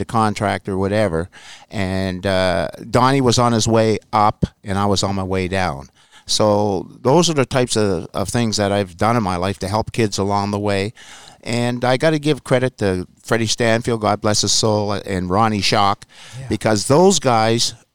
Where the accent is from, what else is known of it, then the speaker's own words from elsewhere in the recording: Nova Scotia, Canada; I come from Canada and Nova Scotia.